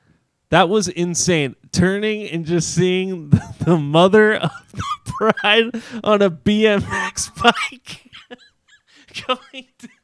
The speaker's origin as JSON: {"language": "English", "region": "Southern California", "country": "United States", "said": "we're from Southern California."}